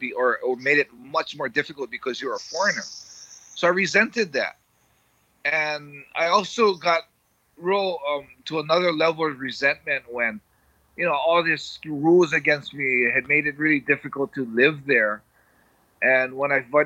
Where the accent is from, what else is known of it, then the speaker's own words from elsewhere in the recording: Hawaii, United States; moved away as an adult; now in Japan; I guess I am American, but I'm from Hawaii, I'm Japanese.